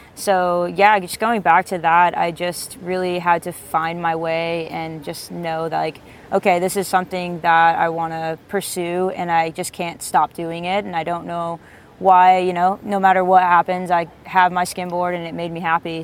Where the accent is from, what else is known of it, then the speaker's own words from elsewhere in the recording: East Coast, United States; I grew up on the East Coast